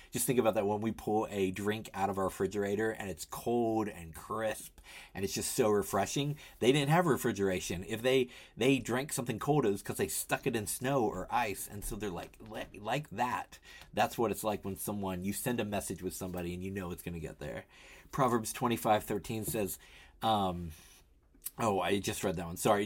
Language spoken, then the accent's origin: English; Tennessee, United States; now in Philadelphia, United States; I grew up in Tennessee